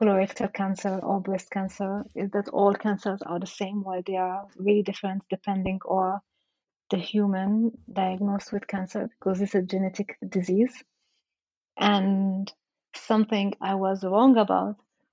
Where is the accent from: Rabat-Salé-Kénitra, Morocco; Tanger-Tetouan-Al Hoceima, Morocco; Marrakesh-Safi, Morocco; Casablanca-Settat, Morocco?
Rabat-Salé-Kénitra, Morocco; Rabat; moved away; I grew up in Morocco